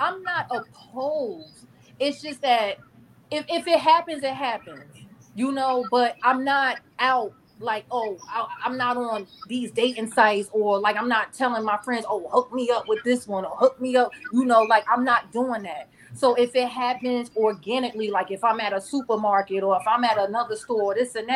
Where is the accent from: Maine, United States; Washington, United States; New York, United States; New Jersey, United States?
New Jersey, United States; Newark; I'm from Newark